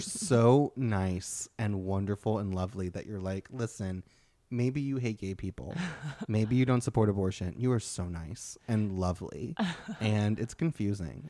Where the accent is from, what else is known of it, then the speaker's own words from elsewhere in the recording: Kentucky, United States; also born or lived in San Francisco Bay Area; now in Oakland, United States; growing up in Kentucky